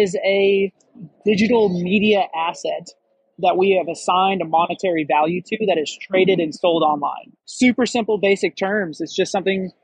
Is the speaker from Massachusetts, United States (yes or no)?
no; Missouri, United States; moved away as an adult; also born or lived in Hawaii; I grew up in Missouri in the United States